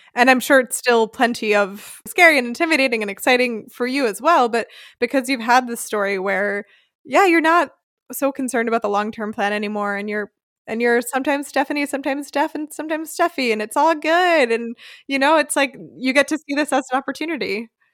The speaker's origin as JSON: {"language": "English", "region": "Northeast", "country": "United States", "tie": "born or raised there", "moved": "yes", "lives_now": "Germany", "said": "I grew up in the Northeast"}